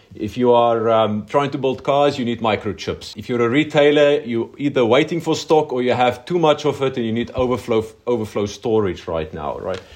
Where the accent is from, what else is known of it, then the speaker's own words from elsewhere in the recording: South Africa; now in Poland; I think there's only about two hundred South Africans in Poland in general, so my chances are pretty good of not finding someone else from Armulu